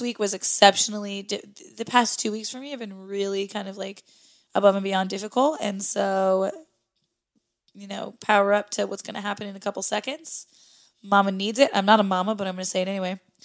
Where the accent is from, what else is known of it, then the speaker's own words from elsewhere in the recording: Midwest, United States; moved away as an adult; now in New England, United States; I come from the Midwest